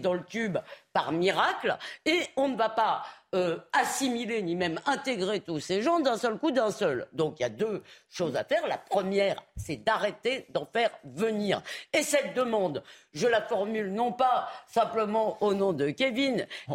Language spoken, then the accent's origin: French; Épinay-sur-Seine, Île-de-France, France; Moi, quand j'étais gamine à Épinay-sur-Seine